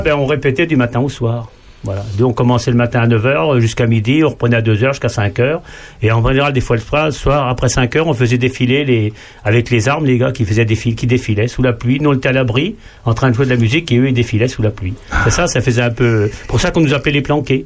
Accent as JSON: {"language": "French", "area": "Marchebeton", "region": "Bourgogne-Franche-Comté", "country": "France", "tie": "born or raised there", "said": "moi, je suis né à Marchebeton, c'est une petite commune qui est à 7 km de Charny"}